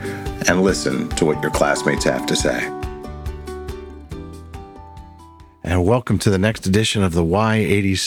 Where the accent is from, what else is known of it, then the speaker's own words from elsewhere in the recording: Michigan, United States; moved away as an adult; also born or lived in East Coast; I'm originally from Michigan, and I always thought of myself as being from the heartland, although I've lived on the East Coast pretty much my entire adult life